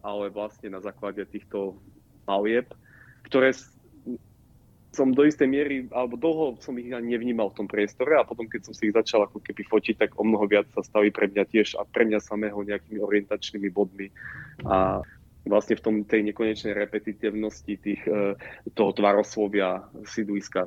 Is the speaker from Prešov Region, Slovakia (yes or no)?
no; Trebišov, Košice Region, Slovakia; moved away; ja pochádzam z Trebišova